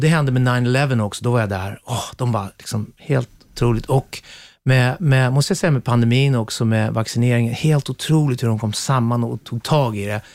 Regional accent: Sweden; moved away as an adult; now in England; vi är ju svenskar

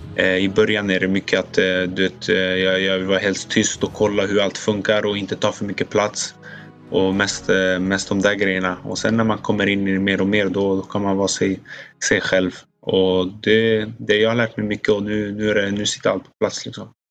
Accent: Sweden; now in Italy; som svensk

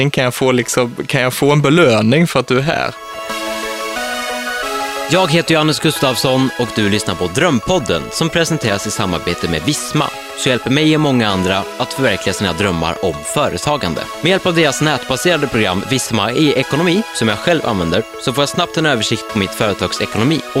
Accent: Vittsjö, Skåne, Sweden; moved away; En liten by i Skåne som heter Vittsjö.

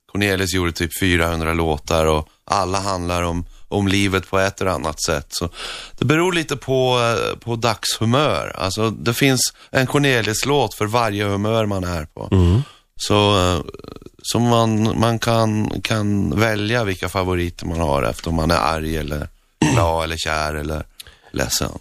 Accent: Northern Norway, Norway; Swedish is a second language; moved away; jag växte upp i norra Norge

